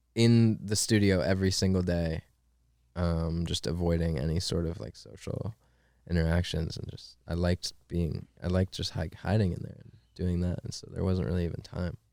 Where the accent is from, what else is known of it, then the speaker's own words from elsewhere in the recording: Maine, United States; moved away as an adult; also born or lived in Pittsburgh; I'm from Maine, dude. I'm from fucking Maine.